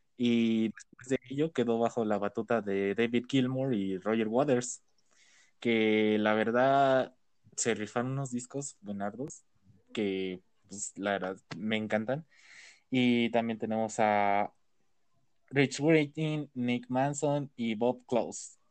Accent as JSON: {"language": "Spanish", "region": "Mexico City", "country": "Mexico", "said": "Sí, somos de México"}